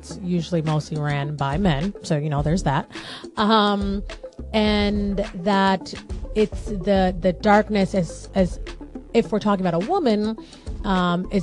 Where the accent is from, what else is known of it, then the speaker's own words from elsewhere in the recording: United States; that's a Black girl story growing up in America